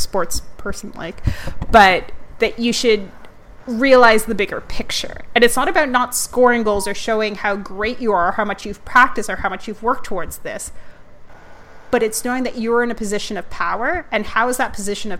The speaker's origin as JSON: {"language": "English", "country": "Canada", "said": "a Canadian"}